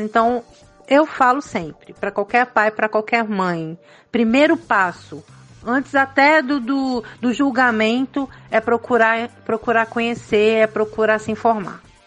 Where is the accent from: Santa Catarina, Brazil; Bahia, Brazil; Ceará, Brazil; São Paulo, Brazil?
São Paulo, Brazil; moved away; Eu sou paulista, então eu venho de um grande centro